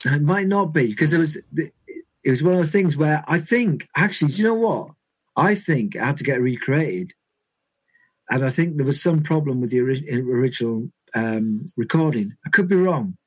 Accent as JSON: {"language": "English", "town": "Carlisle", "region": "North West England", "country": "United Kingdom", "tie": "born or raised there", "said": "where I grew up was in in Carlisle"}